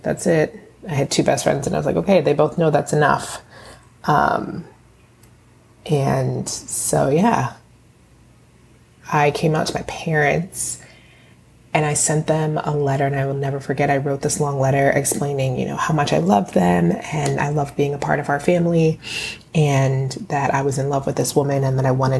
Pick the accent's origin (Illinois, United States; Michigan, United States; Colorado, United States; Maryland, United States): Maryland, United States; Bowie; now in Bronx, United States; I am originally from Bowie, Maryland, and now I live in the Bronx